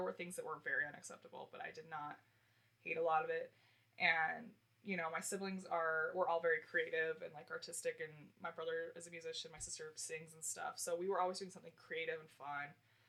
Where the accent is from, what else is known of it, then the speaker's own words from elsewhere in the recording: Richfield, United States; And I was like, I'm pretty sure it's a 5A school. And here's what I'm like, and I know that because I'm from Richfield.